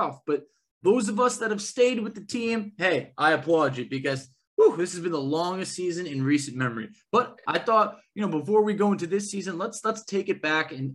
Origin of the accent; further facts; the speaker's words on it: New York, United States; I'm from New York